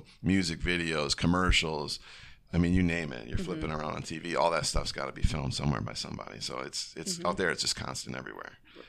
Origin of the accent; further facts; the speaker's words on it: Wisconsin, Minnesota, Upper Midwest, United States; also born or lived in Los Angeles, California; now in Menomonie, United States; I am from Wisconsin, Minnesota.